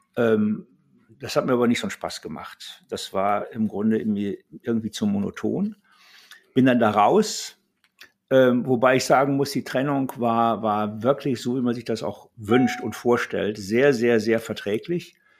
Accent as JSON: {"language": "German", "area": "Ruhr area", "region": "North Rhine-Westphalia", "country": "Germany", "tie": "born or raised there", "also_born_or_lived": "Karlsruhe", "moved": "as an adult", "said": "ich bin im Ruhrgebiet groß geworden, in einem klassischen Bergarbeiterhaushalt"}